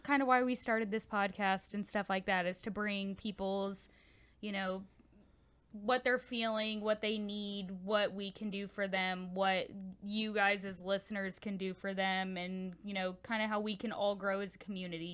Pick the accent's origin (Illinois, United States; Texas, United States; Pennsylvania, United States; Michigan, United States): Texas, United States; Houston; I'm from Houston